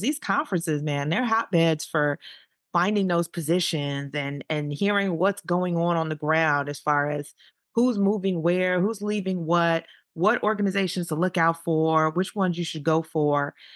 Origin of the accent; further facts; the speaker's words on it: Chicago, Illinois, United States; moved away as an adult; also born or lived in Saint Louis / Boston / Texas; I'm from Chicago